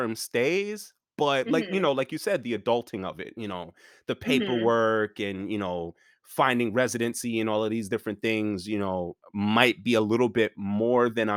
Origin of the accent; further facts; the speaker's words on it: New York, United States; I'm originally from New York